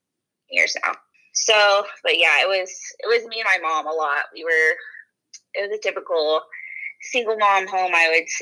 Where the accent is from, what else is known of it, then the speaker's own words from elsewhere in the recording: Home, Kansas, United States; moved away as an adult; now in Texas, United States; it's in a small, tiny little town called Home, Kansas.